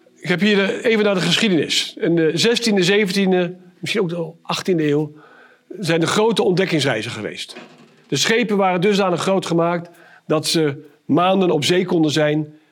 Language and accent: Dutch; Arnhem, Gelderland, Netherlands; Ik kom uit Arnhem